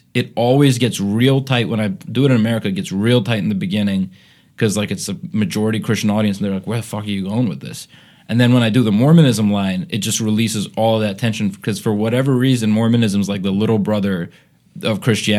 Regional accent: Bahrain; I grew up in Bahrain, Middle East, and that's where the bit comes from, right?

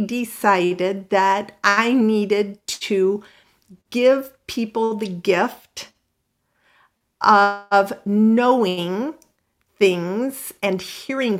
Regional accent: Midwest, United States; moved away as an adult; also born or lived in Houston / Los Angeles; I grew up in the Midwest, pretty conservative

